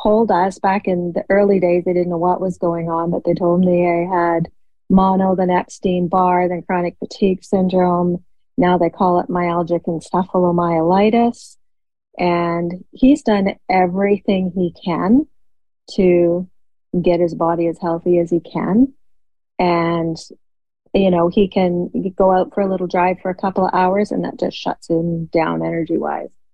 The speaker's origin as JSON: {"language": "English", "region": "Ontario", "country": "Canada", "said": "I'm from Ontario, Canada."}